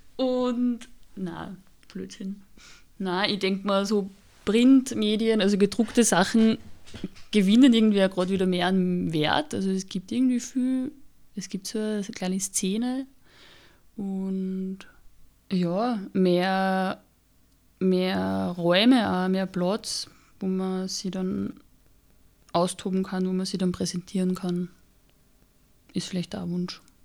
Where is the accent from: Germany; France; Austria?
Austria; ich bin am Land aufgewachsen und da war es einfach normal, dass man entweder bei der Feuerwehr ist oder bei der Blasmusikkapelle